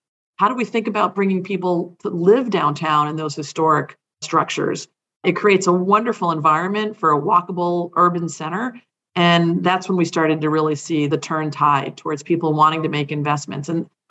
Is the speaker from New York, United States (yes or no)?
no; Hawaii, United States; born there; I'm a Navy brat. You know, I was born in Hawaii. My mom is from Trinidad. My dad was from Massachusetts, but we never really spent any great deal of time living there because we were always deployed.